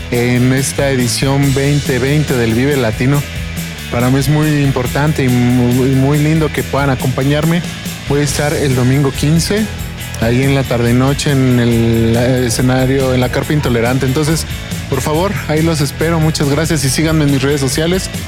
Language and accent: Spanish; Mexico; mi música como mexicana